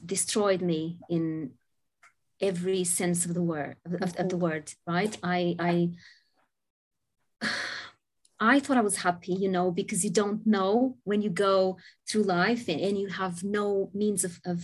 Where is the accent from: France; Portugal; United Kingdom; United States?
Portugal; I was born in Portugal many, many moons ago